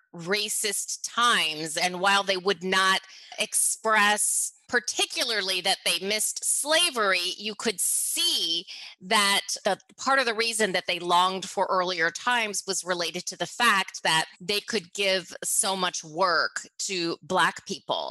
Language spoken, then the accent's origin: English; Chattanooga, Tennessee, United States; also born or lived in suburb of Detroit, Michigan; I moved from a suburb of Detroit down to Chattanooga